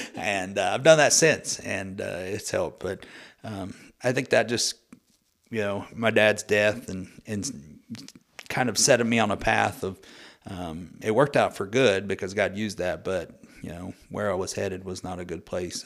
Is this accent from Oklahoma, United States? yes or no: yes; Muskogee, Oklahoma, United States; I was born and raised in Muskogee, Oklahoma